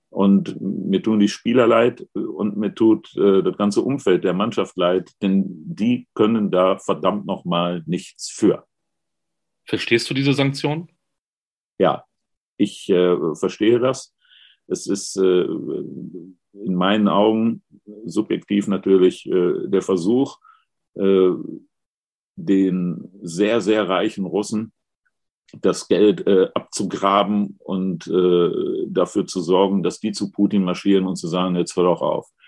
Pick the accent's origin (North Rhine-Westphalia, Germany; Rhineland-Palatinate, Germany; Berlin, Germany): North Rhine-Westphalia, Germany; Duisburg; Ähm, ich komme ja aus Duisburg